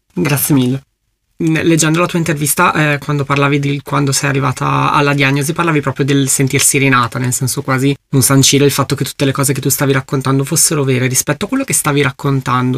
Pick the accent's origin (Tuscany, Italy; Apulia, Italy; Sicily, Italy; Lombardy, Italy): Lombardy, Italy; Brescia; io sono di Brescia, quindi sono particolarmente appassionato di Leonesse perché è il simbolo della nostra città